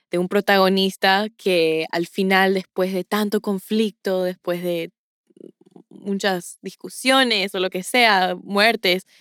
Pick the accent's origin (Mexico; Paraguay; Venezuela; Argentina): Paraguay; Es con mucho orgullo que digo que soy paraguaya, un sentimiento perpetuo que se puede comparar a lo que sentimos cuando juega nuestro equipo en la Copa Mundial.